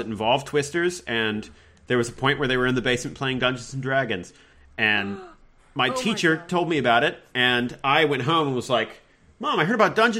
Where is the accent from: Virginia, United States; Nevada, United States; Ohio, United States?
Virginia, United States; Richmond; moved away as an adult; now in Los Angeles, United States; I'm from Richmond, Virginia. and I lived there and around there most of my life